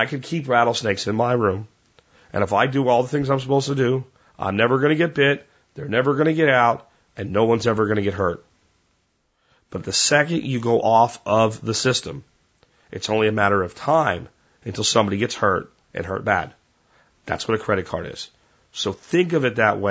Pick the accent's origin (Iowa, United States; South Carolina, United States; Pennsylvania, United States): Pennsylvania, United States; moved away; growing up in Pennsylvania, even though I grew up there in the 80s